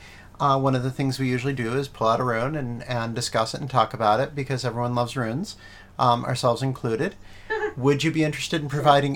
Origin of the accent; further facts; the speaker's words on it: East Coast, United States; moved away; growing up on the East Coast, the birches that grew near me, I think they were silver birches, they were pretty much my favorite tree next to the maples, and I knew there would be no maples when I moved down here